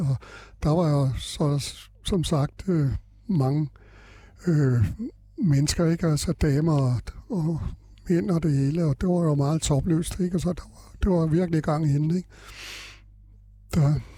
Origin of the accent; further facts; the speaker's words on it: Frederiksberg, Capital Region of Denmark, Denmark; Jeg kommer her fra Frederiksberg, eller fra København, ikke? Altså Frederiksberg, jeg har boet på Frederiksberg øh, øh, hele mit liv